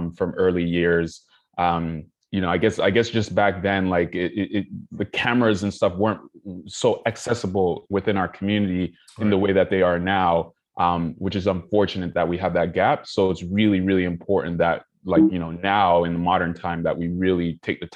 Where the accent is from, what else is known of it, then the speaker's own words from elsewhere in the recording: Toronto, Ontario, Canada; growing up in Toronto